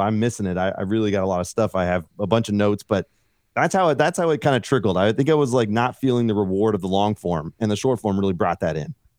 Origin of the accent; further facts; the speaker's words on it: Fairfield, California, United States; moved away as an adult; also born or lived in Los Angeles; now in Colorado, United States; I grew up in California, okay, and outside of the Bay Area, s, uh, Fairfield